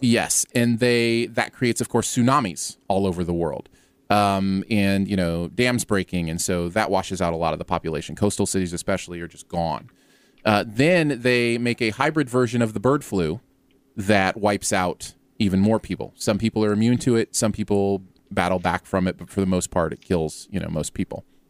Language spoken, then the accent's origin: English; Ohio, United States; moved away; I lived right near there when I was growing up in Ohio.